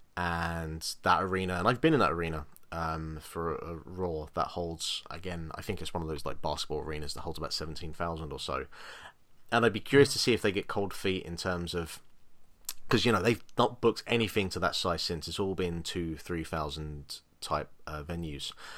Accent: England, United Kingdom; I'm English

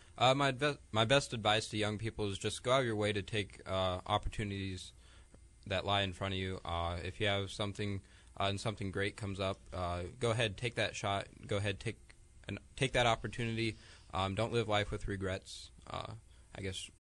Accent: Guthrie Center, Iowa, United States; I'm from Guthrie Center, Iowa

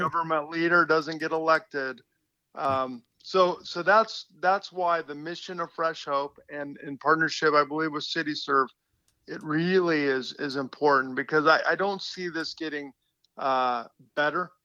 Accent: West Coast, United States; I'm from the West Coast, so all my relatives came over the Rockies

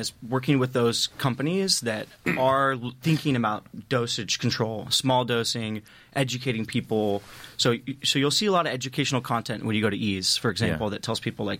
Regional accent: Vacaville, California, United States; I grew up in Vacaville, just north.

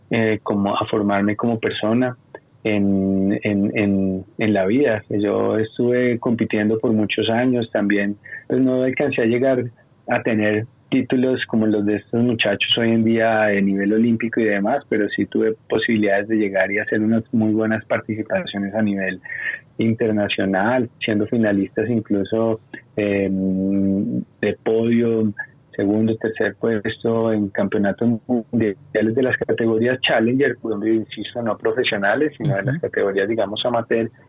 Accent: Bogotá, Colombia; Yo me crié y toda la vida, como le decía Brandon, he vivido en Bogotá, por allá como en el año 83

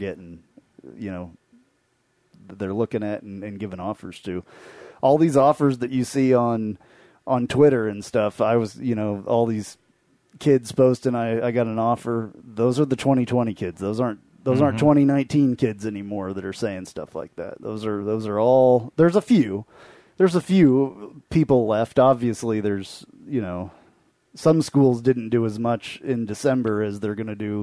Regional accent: Kansas, United States; I'm from Kansas

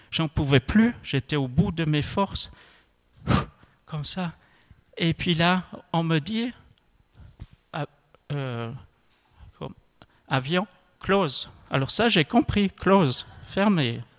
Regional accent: Switzerland; Je ne m'attendais pas à partir à New York en tant que Suisse, euh, savoir euh, euh, trois, quatre mots d'allemand, et puis c'est tout.

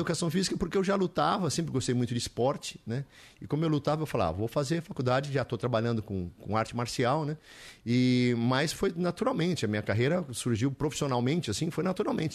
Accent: São Paulo, Brazil; moved away as an adult; also born or lived in Olinda; now in Atibaia, Brazil; Eu sou paulistano ali, nasci em Santa Cecília, né? Nasci aqui em São Paulo

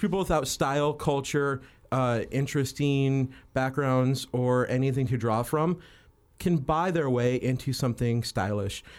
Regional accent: New Mexico, United States; now in Los Angeles, United States; I grew up in New Mexico, very poor, wearing Carhartt jackets and dickies

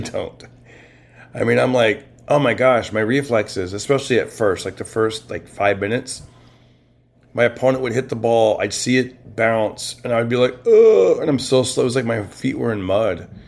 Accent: Clovis, California, United States; now in Los Angeles, United States; my hometown, Clovis, California

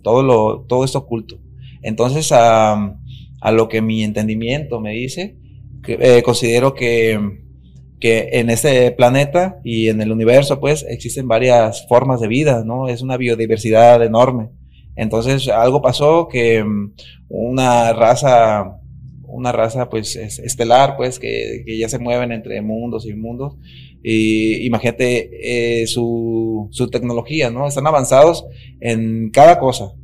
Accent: Nayarit, Mexico; la cultura de, de donde yo vengo, que es Nayarit

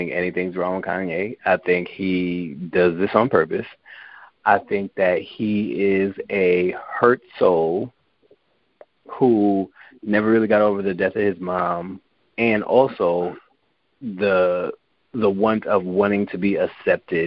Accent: New York, United States; I was from New York

